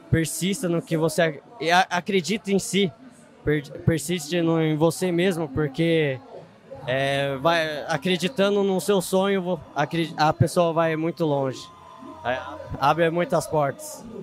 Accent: Serra da Mantiqueira, Brazil; sou da, como você disse, sou da Mantiqueira, lá é frio, acostumado com frio.

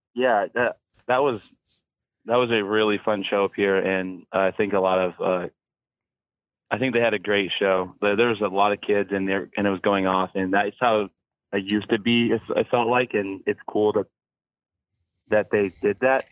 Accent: Olympia, Washington, United States; also born or lived in Colorado / Seattle, Washington; I moved here when I was really young because my dad died. Um, but uh, I've been in Olympia or Seattle pretty much for like the last my whole life

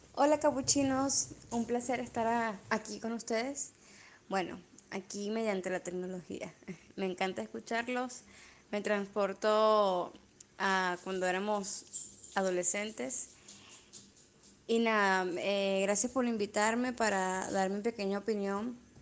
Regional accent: Venezuela; moved away; Venezuela también somos los hijos del maíz

